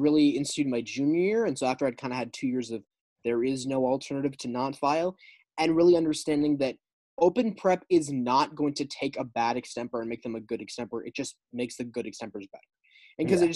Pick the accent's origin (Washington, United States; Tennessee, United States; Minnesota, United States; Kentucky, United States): Minnesota, United States; Growing up on the Minnesota circuit